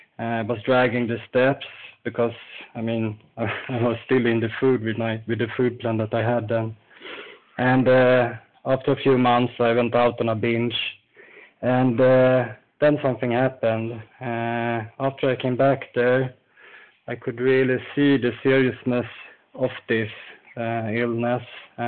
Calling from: Falun, Dalarna County, Sweden; I'm calling from Falun in Sweden.

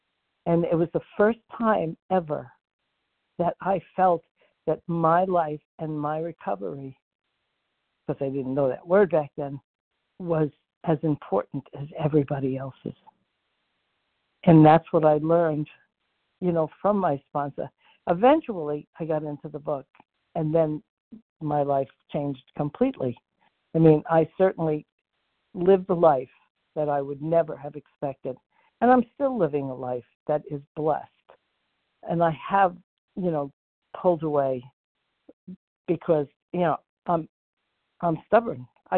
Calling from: Florida, United States; Okay, F is in Frank, and I am in Florida.

